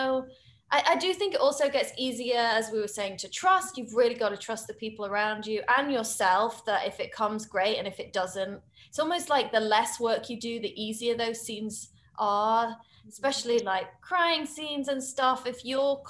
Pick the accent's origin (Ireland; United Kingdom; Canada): United Kingdom; as a British woman